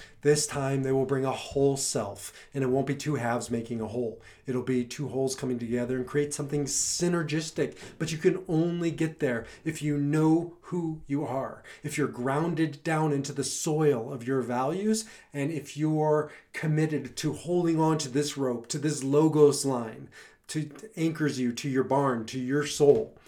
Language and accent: English; Nebraska, United States; now in Colorado, United States; I grew up in Nebraska